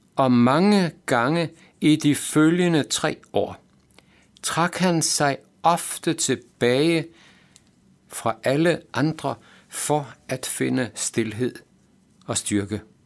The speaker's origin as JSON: {"language": "Danish", "town": "Aalborg", "region": "North Denmark Region", "country": "Denmark", "tie": "born or raised there", "said": "jeg havde lært som teenager i Aalborg"}